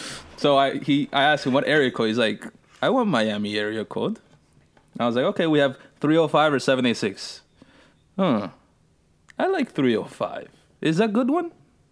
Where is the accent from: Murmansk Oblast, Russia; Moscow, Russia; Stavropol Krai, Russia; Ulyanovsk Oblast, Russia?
Moscow, Russia; I am from Russia, more specifically, Moscow.